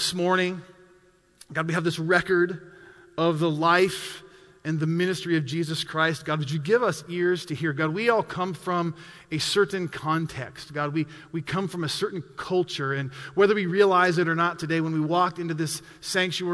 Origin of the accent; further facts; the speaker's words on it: Montana, United States; growing up in Montana in the mid-90s